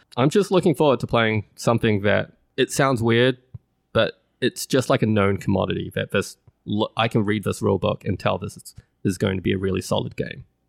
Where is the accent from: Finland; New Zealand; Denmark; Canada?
New Zealand; moved away; it's placed in my home country. It is Great Western Trail, New Zealand